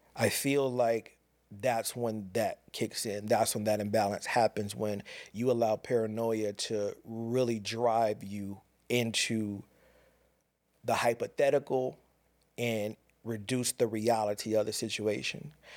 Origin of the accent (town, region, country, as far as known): Pasadena, California, United States; born or raised there; moved away